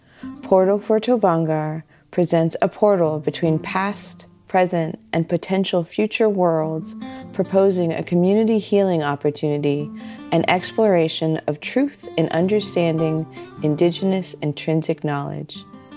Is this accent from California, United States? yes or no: yes; Los Angeles, California, United States; I have been visiting the Griffith Observatory since I was a little girl growing up in Los Angeles